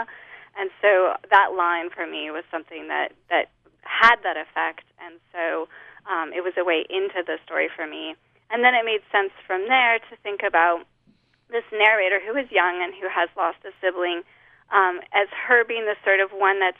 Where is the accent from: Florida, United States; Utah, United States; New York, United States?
Utah, United States; Holladay; moved away as an adult; now in Lafayette, United States; I grew up in Holiday